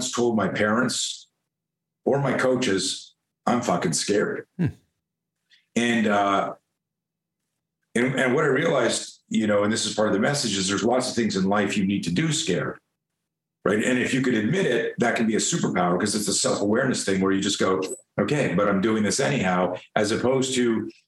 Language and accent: English; Canada; moved away as an adult; now in United States; I grew up in Canada, so I was a skier.